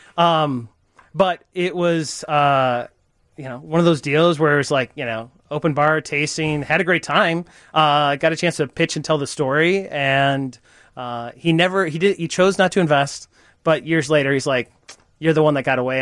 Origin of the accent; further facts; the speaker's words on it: Chicago suburbs, Illinois, United States; I grew up in the Chicago suburbs, and you know, tree lined street, everything that you kind of think of a majestic childhood